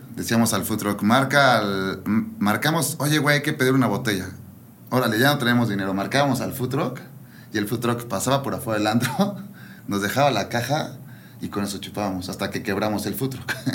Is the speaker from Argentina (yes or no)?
no; Toluca, State of Mexico, Mexico; moved away as an adult; also born or lived in Guadalajara; now in León, Mexico; nací en Ciudad de México y viví toda mi vida en Toluca